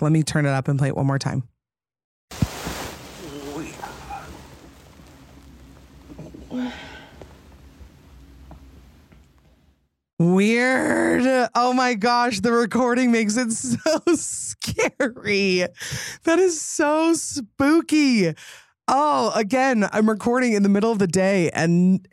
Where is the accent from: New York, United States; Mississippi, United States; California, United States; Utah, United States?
Utah, United States; I'm from Utah